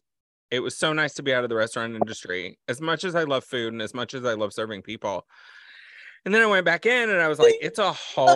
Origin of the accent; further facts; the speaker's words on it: Texas, United States; born there; I was born in Texas.